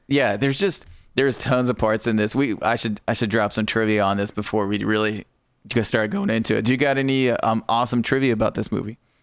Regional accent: United States; I am American

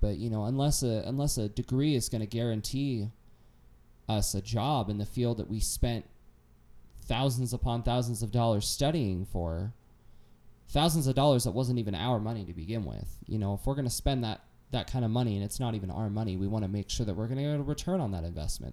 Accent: United States; as an American

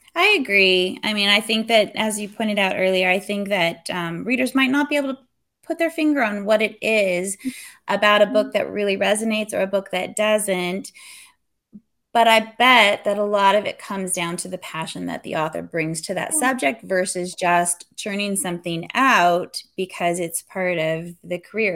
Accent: California, United States; moved away; also born or lived in Texas; I was born and raised in California, moved to Texas, and now we're here

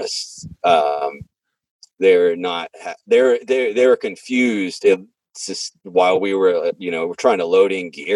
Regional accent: Franklin, Tennessee, United States; I'm from Franklin

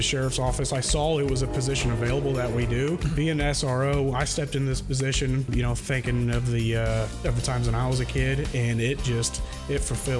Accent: Maroa, Illinois, United States; I came from Moreau Forsyth. At Moroa, I grew up with a school resource officer there.

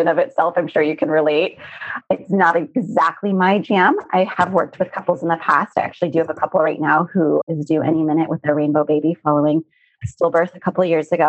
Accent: Arizona, United States; I grew up in Arizona and surrounded by a lot of saguaro cacti

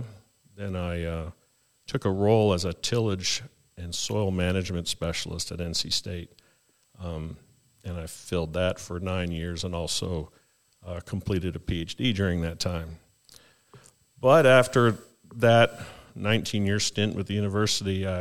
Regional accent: Canada; moved away as an adult; now in North Carolina, United States; I hail from Canada

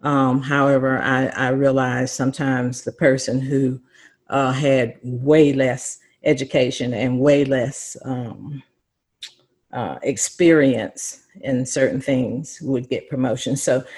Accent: Belhaven, North Carolina, United States; I'd probably start out with my background growing up in Eastern North Carolina. I grew up in a small town called Belhaven, North Carolina.

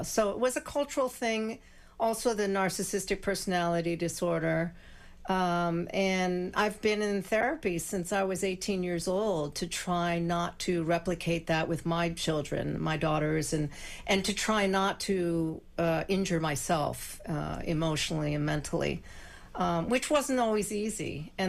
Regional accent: Weston, Massachusetts, United States; also born or lived in New York City / New Jersey; we moved there when I was in second grade, and I was still considered the new kid, you know. And I grew up there. I graduated from high school there

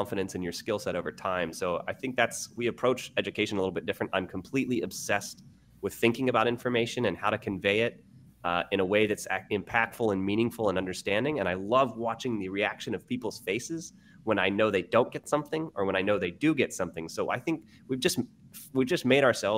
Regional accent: Ohio, United States; moved away as an adult; also born or lived in New York City; now in Sacramento, United States; I'm from Ohio. I moved to New York City and I started a science tutoring company.

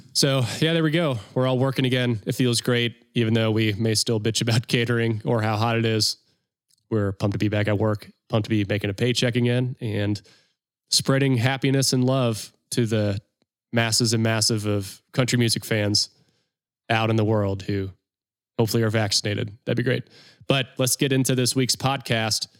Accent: North Carolina, United States; I'm from North Carolina

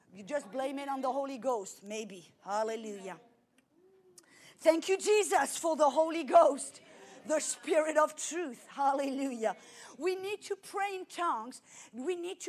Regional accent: France; now in United States; I came to America. I'm French, but I'm an American

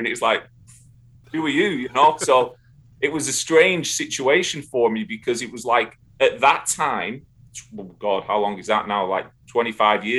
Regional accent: Darwen, North West England, United Kingdom; moved away as an adult; now in United States; growing up in Northern England, I mean, where Darwin is, Blackburn is, you know, within 40 miles radius of my hometown

